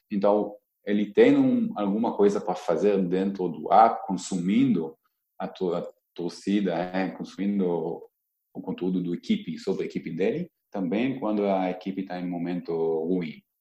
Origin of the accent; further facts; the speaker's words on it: Israel; Portuguese is a second language; now in Brazil; talvez porque eu vim de Israel e conheço um pouco diferente, é mundo da torcida lá